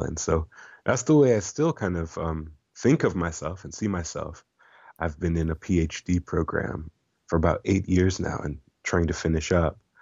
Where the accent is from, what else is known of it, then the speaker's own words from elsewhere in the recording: Iowa, United States; moved away; also born or lived in Oregon / Milwaukee; as a child, uh, growing up in Iowa